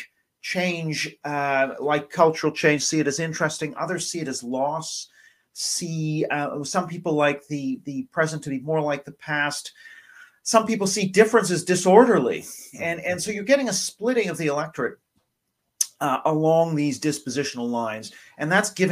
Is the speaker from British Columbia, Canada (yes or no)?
yes; Vancouver, British Columbia, Canada; moved away as an adult; now in England, United Kingdom; I've been in England for over 25 years, but I am Canadian